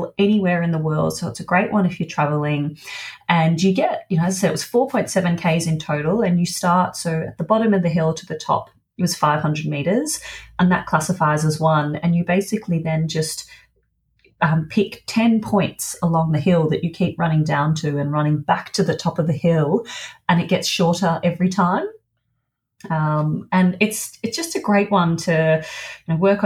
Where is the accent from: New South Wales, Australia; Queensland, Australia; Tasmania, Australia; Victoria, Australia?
Victoria, Australia; Melbourne; moved away; I went back to Melbourne, my hometown.